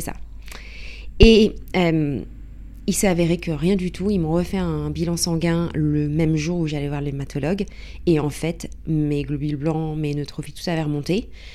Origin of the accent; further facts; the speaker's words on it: Paris, Île-de-France, France; moved away as an adult; now in London, United Kingdom; à la base, je suis parisienne